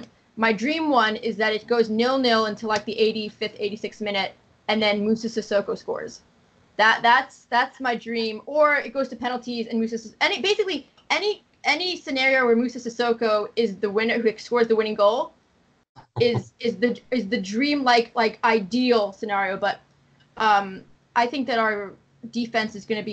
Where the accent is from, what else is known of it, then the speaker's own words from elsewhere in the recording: Boston, Massachusetts, United States; moved away as an adult; now in Atlanta, United States; I'm originally from Boston, but I've been living here for like 12 years. I'm moving back to Boston